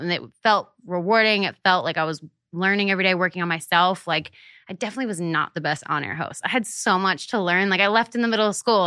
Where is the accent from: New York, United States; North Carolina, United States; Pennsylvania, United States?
Pennsylvania, United States; Hershey; moved away; I grew up in Hershey, Pennsylvania.